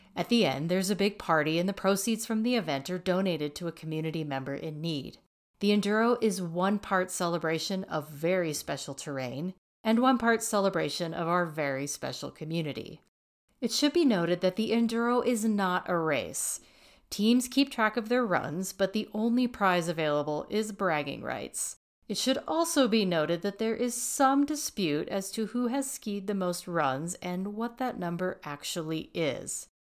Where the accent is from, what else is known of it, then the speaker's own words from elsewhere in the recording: Texas, United States; moved away as an adult; now in Colorado, United States; I'm originally from Texas.